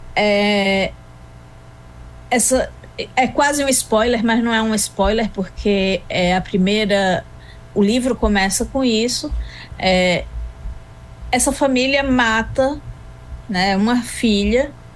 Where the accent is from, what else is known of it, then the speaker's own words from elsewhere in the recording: Arcoverde, Pernambuco, Brazil; also born or lived in Recife; Sou pernambucana. Hum. Nascida em Recife e criada em Arco Verde, de modo que Recife é um acidente e Arco Verde é coração.